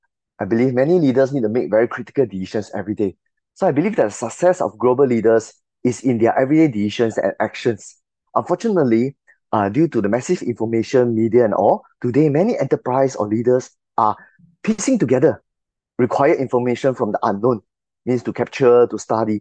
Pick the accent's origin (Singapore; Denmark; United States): Singapore; I'm from Singapore.